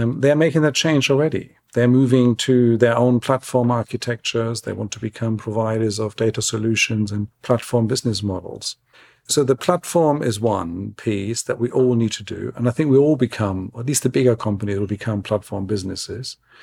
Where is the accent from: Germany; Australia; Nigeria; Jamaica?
Germany; now in London, United Kingdom; I love my home country. I love the German national team